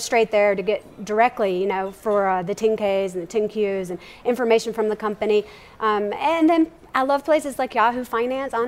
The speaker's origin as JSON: {"language": "English", "region": "Mississippi", "country": "United States", "tie": "born or raised there", "moved": "as an adult", "lives_now": "New Orleans, United States", "said": "I'm from Mississippi, born and raised"}